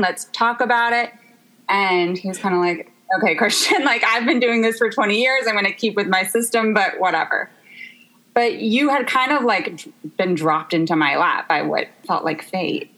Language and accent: English; Memphis, Tennessee, United States; moved away as an adult; now in Los Angeles, United States; I'm from Memphis, Tennessee, and I actually have lived in Los Angeles for four years.